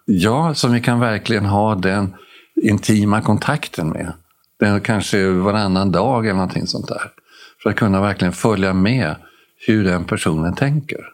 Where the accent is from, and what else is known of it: Sweden